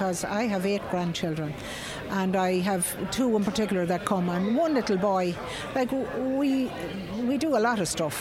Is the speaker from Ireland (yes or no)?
yes; Mullingar, Leinster, Ireland; I'm from Mullingar